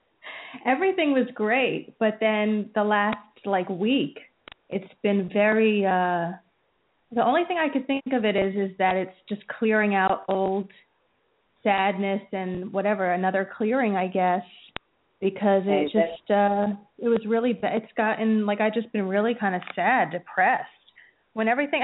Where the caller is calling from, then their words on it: New Jersey, United States; New Jersey.